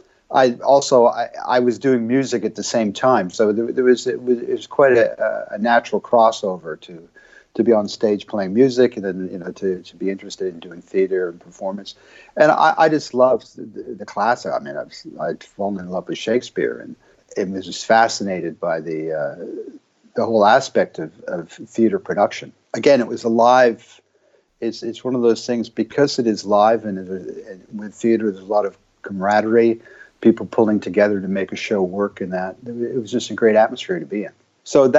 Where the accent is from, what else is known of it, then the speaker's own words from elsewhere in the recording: Montreal, Quebec, Canada; moved away as an adult; also born or lived in United Kingdom / London; I'd felt that I needed to kind of move on from Montreal